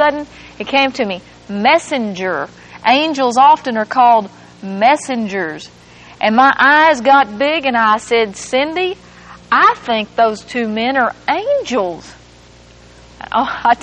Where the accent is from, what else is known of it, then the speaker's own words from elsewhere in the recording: England, Arkansas, United States; moved away; That's where my hometown is.